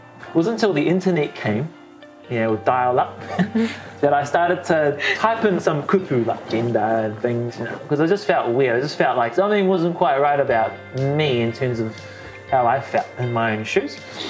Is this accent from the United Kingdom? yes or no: no; Gisborne, New Zealand; In Gisborne, much as I love my hometown